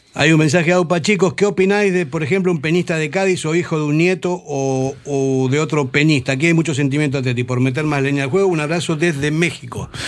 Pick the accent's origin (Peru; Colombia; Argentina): Argentina; also born or lived in Basque Country; now in Spain; Yo llevo 44 años aquí, soy argentino, a mucha onda honra, pero me siento vasco